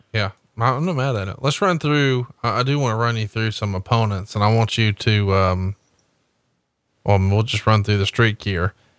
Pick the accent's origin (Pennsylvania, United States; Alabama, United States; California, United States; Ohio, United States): Alabama, United States; I'm from Alabama